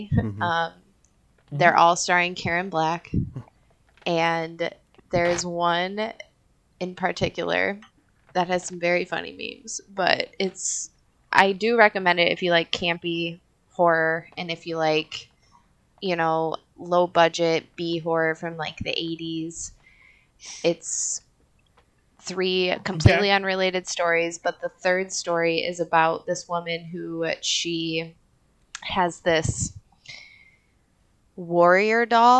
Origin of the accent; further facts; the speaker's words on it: Canada; As a Canadian, where each how book can you was like.